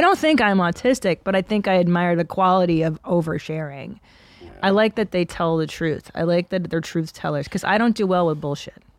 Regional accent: Windsor, Ontario, Canada; moved away; my parents are Hungarian, and I was born in Windsor, Ontario, across from Detroit

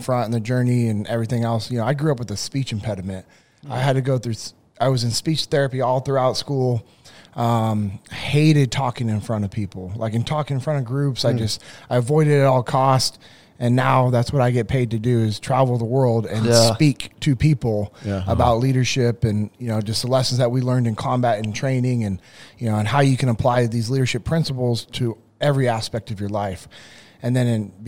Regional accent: Sacramento, California, United States; I grew up in Sacramento

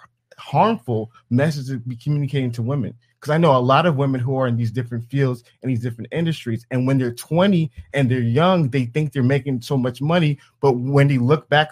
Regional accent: Atlanta, Georgia, United States; I'm from Atlanta

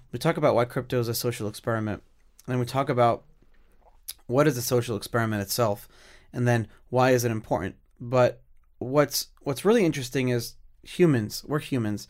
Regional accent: United States; as an American

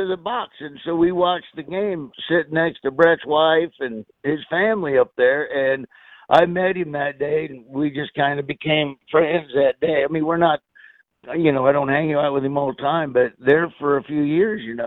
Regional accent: Florida, United States; then when I was a kid, then about, I moved to Florida, and then after they won that Super Bowl there in the 80s, well, you couldn't really wear Raider gear where I grew up in Florida

